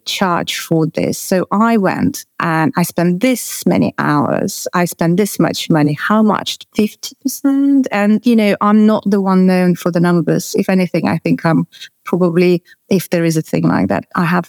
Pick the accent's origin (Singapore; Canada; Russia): Russia; moved away; I was born in Russia